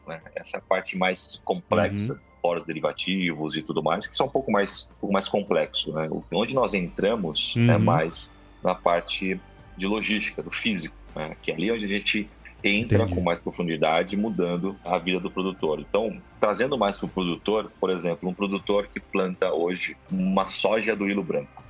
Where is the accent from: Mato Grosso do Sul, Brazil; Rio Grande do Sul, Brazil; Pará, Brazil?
Rio Grande do Sul, Brazil; Porto Alegre; also born or lived in Santos / Spain; now in São Paulo, Brazil; Eu sou natural de Rio Grande do Sul, de Porto Alegre